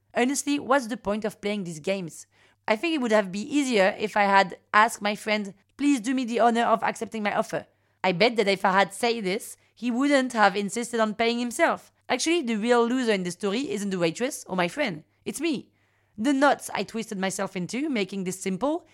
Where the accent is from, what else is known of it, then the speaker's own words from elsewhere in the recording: Paris, Île-de-France, France; Parisian, thirty-six